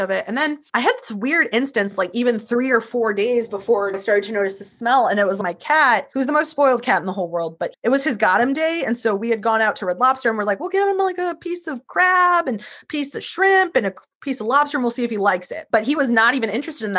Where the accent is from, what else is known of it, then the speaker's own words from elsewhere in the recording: St. Louis, Missouri, United States; I'm from St. Louis and Ferguson is not that far from me